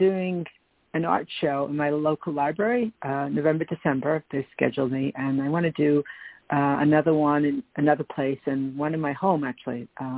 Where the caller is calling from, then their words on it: New York, United States; It's … from New York.